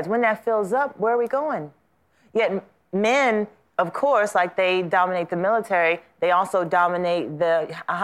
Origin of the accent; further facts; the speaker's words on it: Washington, District of Columbia, United States; I grew up in Washington, D.C., around some of the greatest leaders of our time